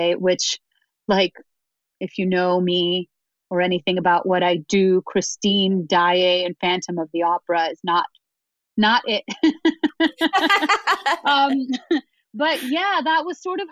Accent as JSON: {"language": "English", "country": "United States", "tie": "born or raised there", "also_born_or_lived": "Dominican Republic", "said": "I'm first generation to grow up. I was born in the Dominican Republic, first generation in my family to grow up here"}